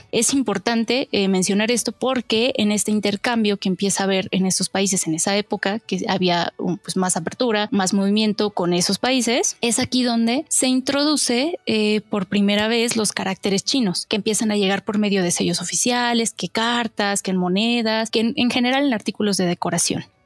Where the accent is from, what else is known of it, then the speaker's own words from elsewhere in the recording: Mexico; soy de México y soy estudiante de Japanese for Dummies.